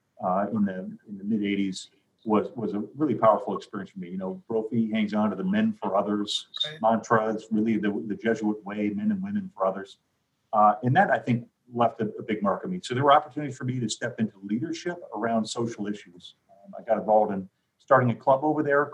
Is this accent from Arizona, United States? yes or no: yes; Phoenix, Arizona, United States; I grew up in Phoenix. I'm the sixth of eight kids. I'm actually fourth generation Arizona